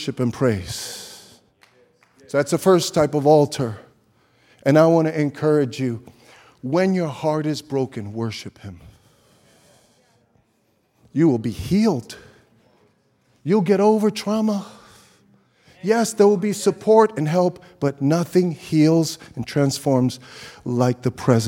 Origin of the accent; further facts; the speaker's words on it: New York City, New York, United States; I grew up in Brooklyn